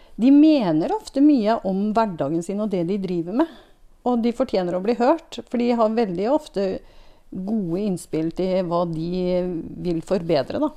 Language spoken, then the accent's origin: Norwegian; Tomter, Innlandet, Norway; moved away as an adult; now in Jeløya, Norway; Jeg kommer fra tomter. Så jeg er fra Innlandet